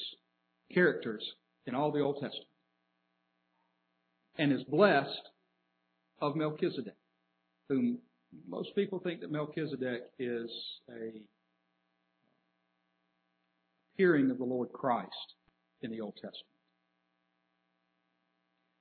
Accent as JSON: {"language": "English", "town": "Atlanta", "region": "Georgia", "country": "United States", "tie": "born or raised there", "moved": "yes", "lives_now": "Birmingham, United States", "said": "we grew up in Atlanta"}